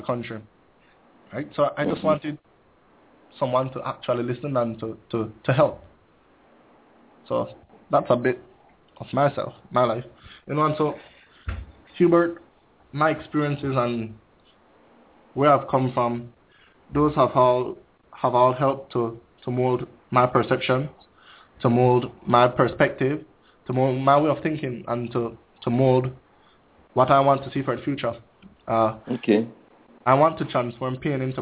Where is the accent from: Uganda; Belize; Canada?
Belize; Belize City, Belize District; I grew up in one of the most depressed communities of Belize City. That is Majestic Alley